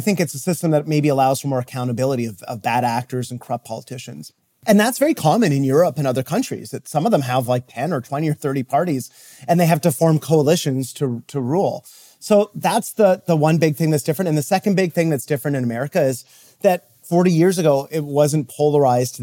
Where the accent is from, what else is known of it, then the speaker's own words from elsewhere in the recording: Canada; now in United States; I'm actually from Canada